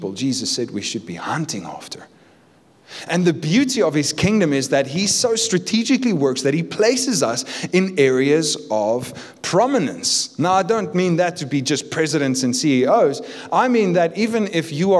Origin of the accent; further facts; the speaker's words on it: Cape Town, Western Cape, South Africa; I'm from Cape Town